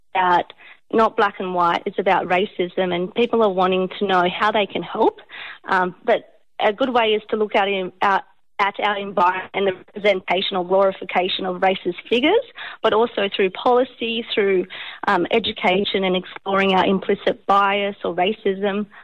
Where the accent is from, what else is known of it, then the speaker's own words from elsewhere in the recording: Port Macquarie, New South Wales, Australia; I grew up in Port Macquarie